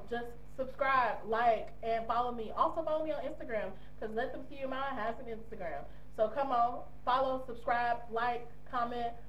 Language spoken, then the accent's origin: English; United States; moved away as an adult; me being American expat